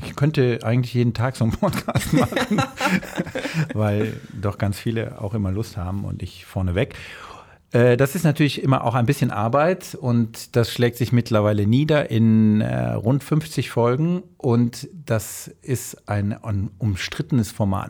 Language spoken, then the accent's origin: German; Rhineland, Germany; moved away; Ich bin ja gebürtig im Rheinland und habe mir das sozusagen ähm, als Fremdsprache angeeignet